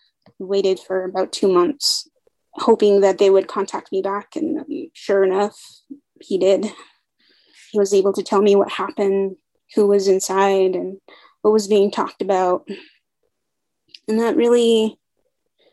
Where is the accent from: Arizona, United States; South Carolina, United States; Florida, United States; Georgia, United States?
Arizona, United States; Kaibito; I'm originally from Kaito, Arizona. It's in the Western Navajo Nation. It's near Lake Powell, near the city of Page, Arizona